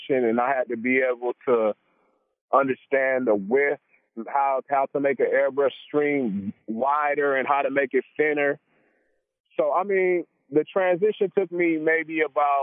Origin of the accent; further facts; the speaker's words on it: Compton, California, United States; also born or lived in Torrance, California; I was born in Torrance, but I spent most of my life in Compton. I was raised in Compton